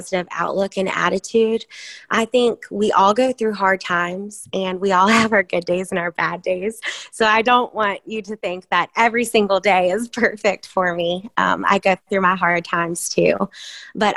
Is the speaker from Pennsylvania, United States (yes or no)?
no; Virginia, United States; moved away; I'm from Virginia